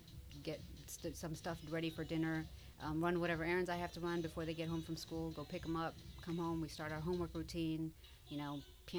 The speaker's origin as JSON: {"language": "English", "region": "New Jersey", "country": "United States", "tie": "born or raised there", "moved": "yes", "lives_now": "Houston, United States", "said": "So, I'm actually a Jersey girl. I grew up in Jersey."}